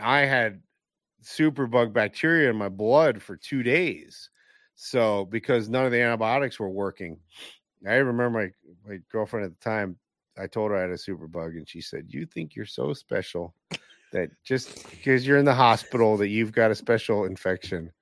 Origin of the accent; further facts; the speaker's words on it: Northeast, United States; growing up in the Northeast